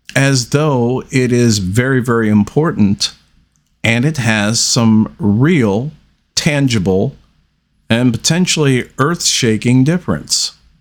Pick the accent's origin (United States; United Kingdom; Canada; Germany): United States; we as the American people